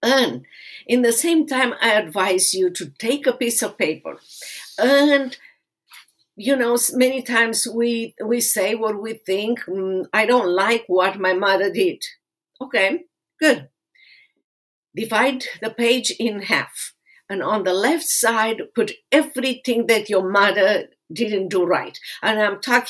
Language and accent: English; Romania; moved away as an adult; now in United States; I suffer in that place in Romania as a kid and as a teenager